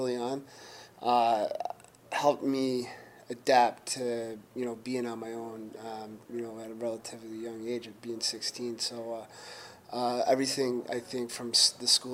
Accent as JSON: {"language": "English", "region": "upstate New York", "country": "United States", "tie": "born or raised there", "moved": "yes", "lives_now": "Detroit, United States"}